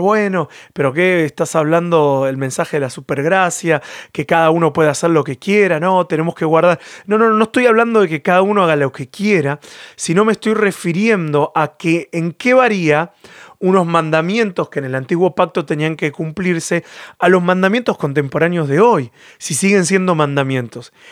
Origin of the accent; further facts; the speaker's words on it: Argentina; moved away as an adult; also born or lived in Catalonia, Spain; now in Spain; Yo en lo personal soy argentino y tengo mi cultura argentina